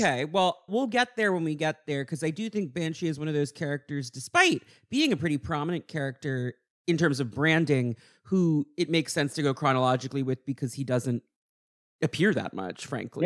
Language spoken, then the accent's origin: English; United States; being Irish American